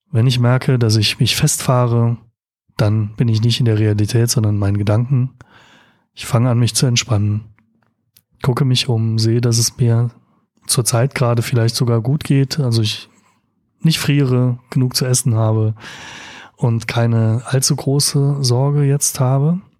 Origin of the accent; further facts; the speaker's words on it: Rhineland-Palatinate, Germany; ich bin aus Rheinland-Pfalz, da ist es nicht der Fall so in dem Ausmaß, auf den Autobahnen treffen.